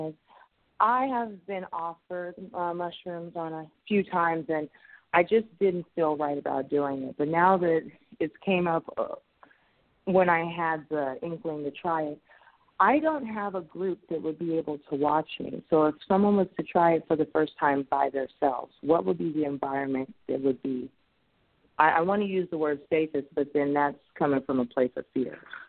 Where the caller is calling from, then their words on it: Patterson, California, United States; I'm calling from Patterson, California.